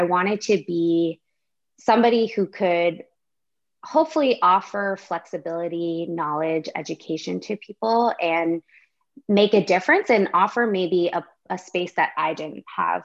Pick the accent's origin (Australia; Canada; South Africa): Canada; also born or lived in Washington, D.C., United States; I am Canadian, but I did live in the States for 3 years in Washington, D.C.